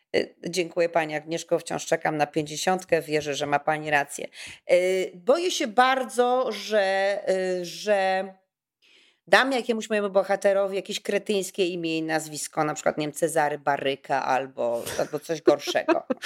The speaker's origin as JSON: {"language": "Polish", "town": "Kraków", "region": "Lesser Poland", "country": "Poland", "said": "ja jestem z Krakowa"}